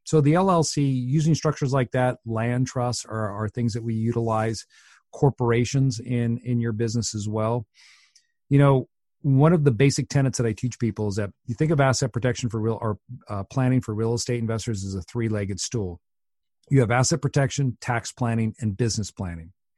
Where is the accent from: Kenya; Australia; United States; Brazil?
United States; Washington; I'm from Washington State